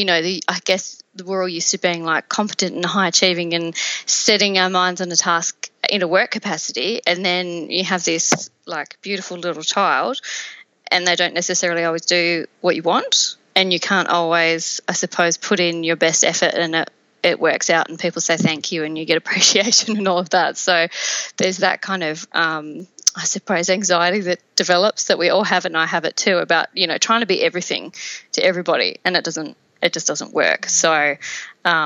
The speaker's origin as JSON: {"language": "English", "region": "Tasmania", "country": "Australia", "tie": "born or raised there", "moved": "as an adult", "lives_now": "St Kilda, Australia", "said": "I'm from Tasmania originally, so I grew up there and I went to uni there."}